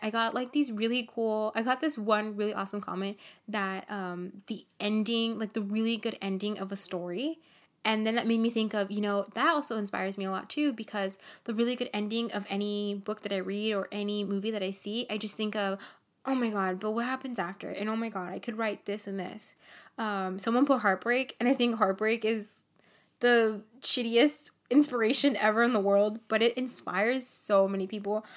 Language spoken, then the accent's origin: English; Nicaragua; I'm from Nicaragua